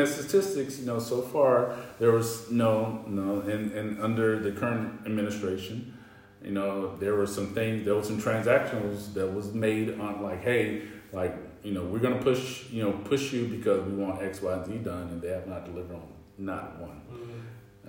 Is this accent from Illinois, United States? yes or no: no; North Carolina, United States; I'm from the South, I'm from North Carolina